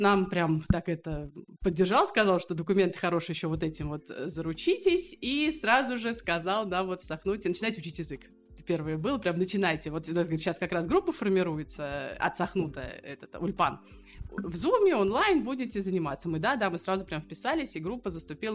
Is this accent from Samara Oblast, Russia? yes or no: yes; Samara, Samara Oblast, Russia; moved away as an adult; now in Acre, Israel; Мы из Самары